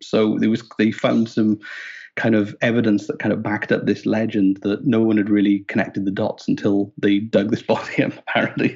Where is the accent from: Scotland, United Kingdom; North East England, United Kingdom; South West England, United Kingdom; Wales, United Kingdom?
Wales, United Kingdom; moved away as an adult; now in Nova Scotia, Canada; I'm Welsh